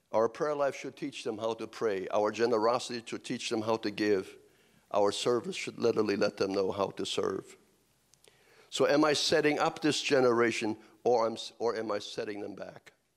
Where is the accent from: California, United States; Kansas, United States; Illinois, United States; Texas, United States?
Kansas, United States; I'm from Kansas also